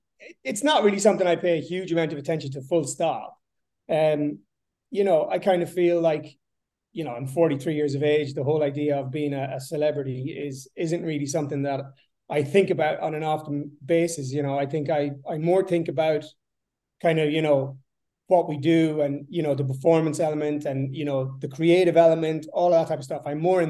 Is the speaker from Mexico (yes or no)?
no; Sligo, County Sligo, Ireland; So yeah, I grew up in the west coast of Ireland, a place called Sligo, a small little kind of sleepy town, small population. I grew up in a 3-bedroom semi-detached house, 3 brothers, 3 sisters, a mom and dad.